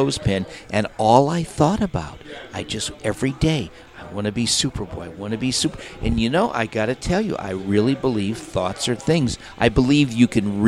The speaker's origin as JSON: {"language": "English", "town": "Beverly Hills", "region": "California", "country": "United States", "tie": "born or raised there", "said": "I grew up in the slums of Beverly Hills"}